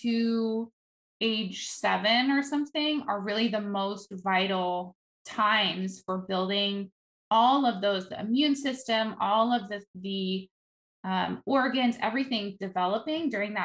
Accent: Netherlands; moved away; I grew up in Holland

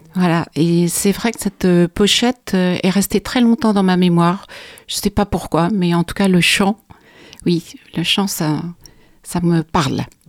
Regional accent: Charleroi, Wallonia, Belgium; je suis née à Charleroi, en Belgique

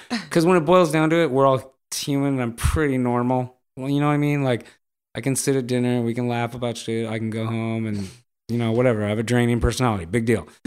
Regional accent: Los Angeles, California, United States; I grew up in Los Angeles, m, the eighties

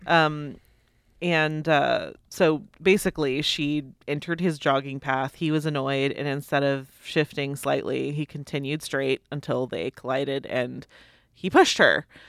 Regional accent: United States; I'm an American

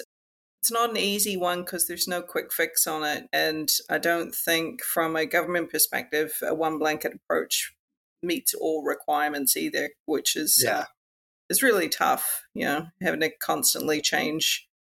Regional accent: New Zealand; moved away as an adult; also born or lived in Canada; now in Australia; So I was born in New Zealand. I'm what I call a mutt. My dad's Canadian, my mum's a Kiwi. So I traveled between the two countries a bit growing up as well.

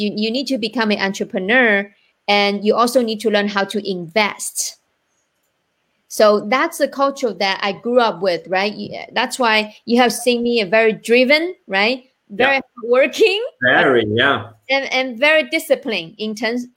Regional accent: China; now in United States; I am from China

